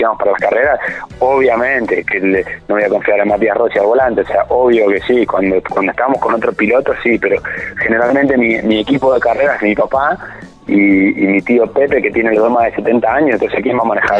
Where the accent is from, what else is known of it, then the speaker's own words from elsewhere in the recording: Buenos Aires, Argentina; soy porteño